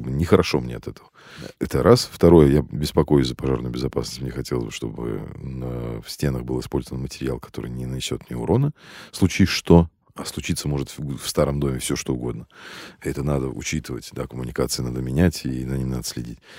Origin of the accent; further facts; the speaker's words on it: Moscow, Russia; Я родился и вырос в Москве, в самом центре, на Чистых прудах